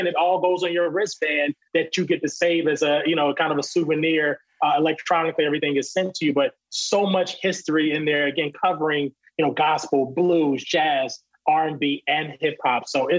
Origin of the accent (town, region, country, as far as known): Virginia, United States